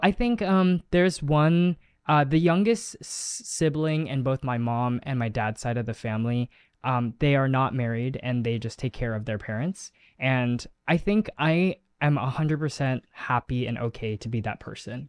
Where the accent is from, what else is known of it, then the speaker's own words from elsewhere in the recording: United States; first language Chinese; English is a second language; I spoke Chinese was my first language and I lost it as I grew up because you are here in America